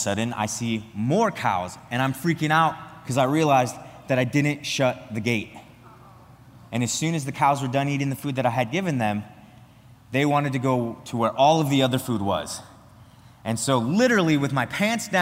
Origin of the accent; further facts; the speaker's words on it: the Nebraska panhandle, Northwest Nebraska, United States; moved away as an adult; now in Wisconsin, United States; I'm from Northwest Nebraska, the panhandle of Nebraska